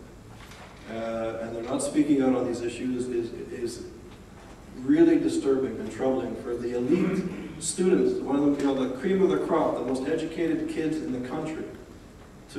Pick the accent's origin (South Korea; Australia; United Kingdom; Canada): Canada; Montreal, Quebec; moved away; also born or lived in New Haven, Connecticut; Growing up in Montreal in the 80s and being on a university campus